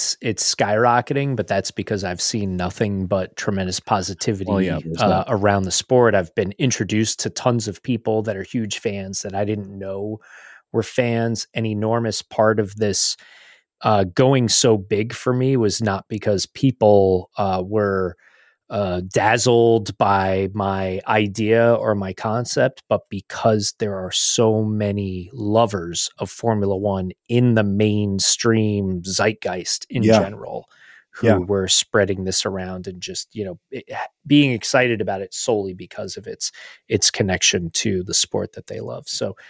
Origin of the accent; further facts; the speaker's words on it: United States; as an American fan